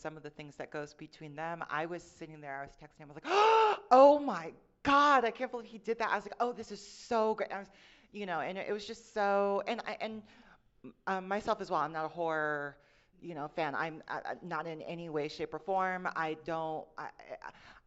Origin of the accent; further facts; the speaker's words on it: Fort Wayne, Indiana, United States; I'm from Mike Pence country. I'm from Fort Wayne, Indiana